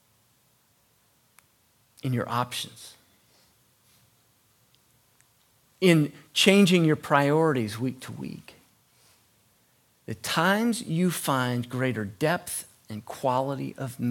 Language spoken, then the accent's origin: English; United States